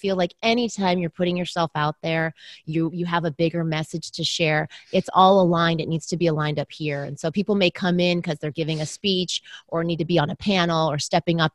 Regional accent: Southern California, United States; I was raised in the US. I was born in the US. So I'm Chinese American, but my parents immigrated from Taiwan. But I grew up in Southern California.

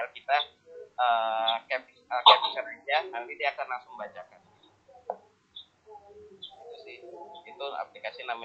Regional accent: Jakarta, Indonesia; saya dari Jakarta.

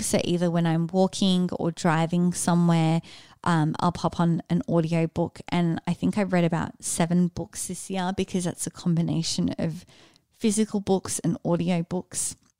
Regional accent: Sydney, New South Wales, Australia; moved away as an adult; also born or lived in Austin; born and raised in Sydney

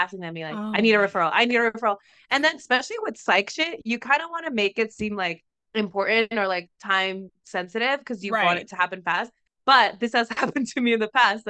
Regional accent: Mexico; moved away; I'm from Mexico because of how I speak

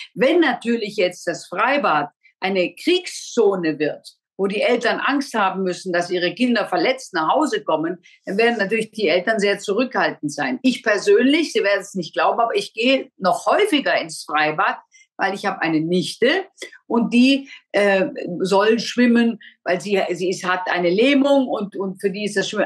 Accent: Germany; wir Deutschen

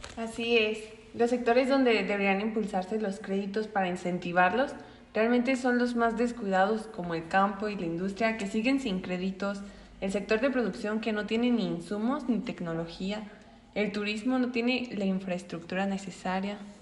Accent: Mexico; nosotros como mexicanos

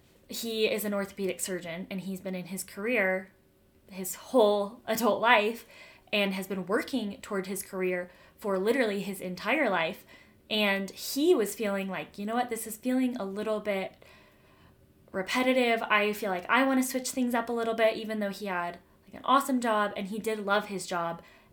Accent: Denver, Colorado, United States; moved away as an adult; now in Utah, United States; I'm from Denver, as I've said before, and my family lived in Denver until a couple of years ago.

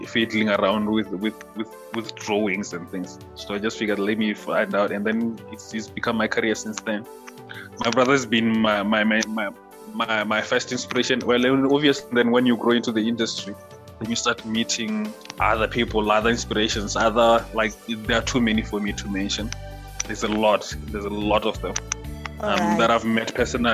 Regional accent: Limpopo, South Africa; I'm from one of those villages from there called Ramahwai. I grew up there, I schooled there

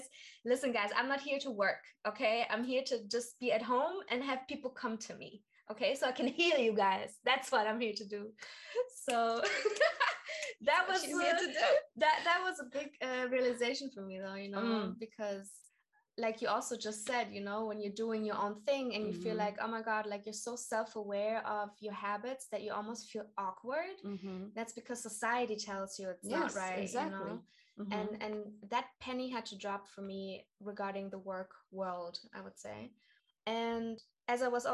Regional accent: Karlsruhe, Baden-Württemberg, Germany; moved away as an adult; I come from Karlsruhe, mm-hmm. which is in South Germany. I grew up with a lot of American bases around me

